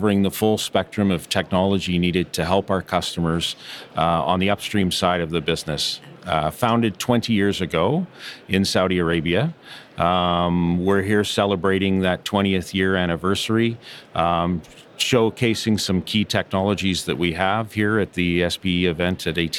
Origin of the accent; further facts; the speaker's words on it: Canada; moved away as an adult; born and raised in Canada